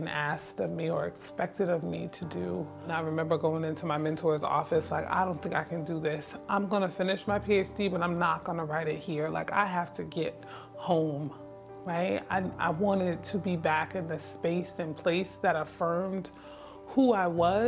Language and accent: English; Newark, New Jersey, United States; born or raised there; moved away as an adult; now in Syracuse, United States